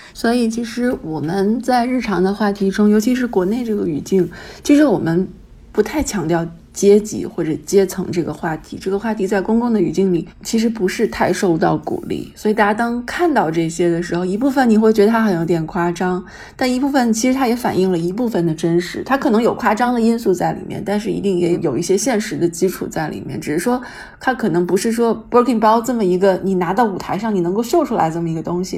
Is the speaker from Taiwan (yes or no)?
no; Beijing, China; 我自己也是从小就在北京念书嘛，然后上高中上大学